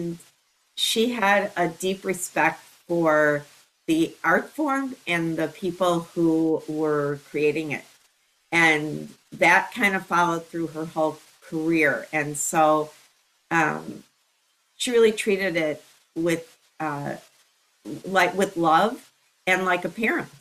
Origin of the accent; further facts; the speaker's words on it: Chicago, Illinois, United States; I did grow up there. My mother started working at Second City when they moved from Hyde Park to Chicago.